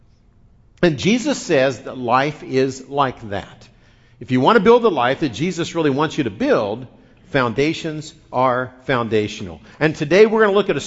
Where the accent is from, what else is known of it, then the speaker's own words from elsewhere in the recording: Midwest, United States; moved away; I grew up in the Midwest